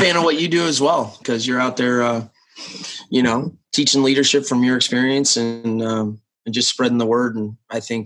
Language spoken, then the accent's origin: English; Nebraska, United States; I grew up in Nebraska. Small town of 25,000 for Nebraska.